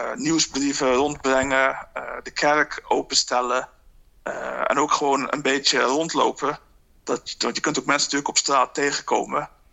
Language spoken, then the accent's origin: Dutch; Netherlands; moved away as an adult; now in Dublin, Ireland; mijn eigen situatie als Nederlander in het buitenland